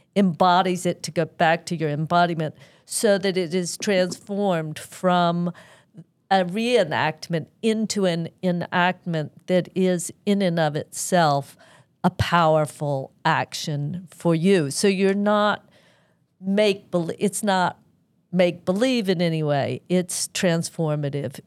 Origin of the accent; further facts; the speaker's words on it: United States; as an American